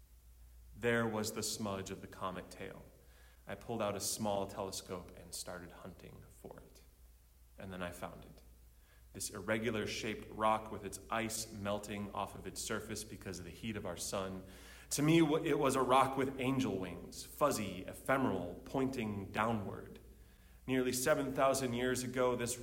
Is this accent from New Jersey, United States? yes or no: no; Chicago, Illinois, United States; my hometown of Chicago